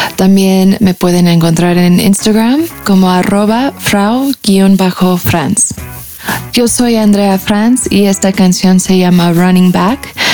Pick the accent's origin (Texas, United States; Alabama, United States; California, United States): California, United States; soy compositora, cantante y artista visual mexicoamericana de California